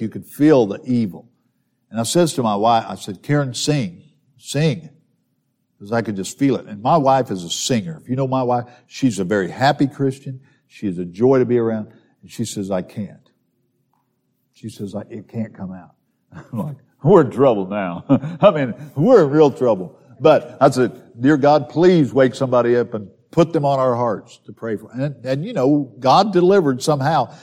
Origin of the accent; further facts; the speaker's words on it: southern Missouri, United States; I grew up in southern Missouri